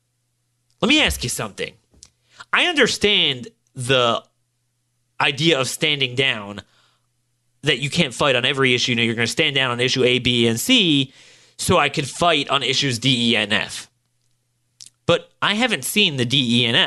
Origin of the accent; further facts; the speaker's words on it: Maryland, United States; my home state of Maryland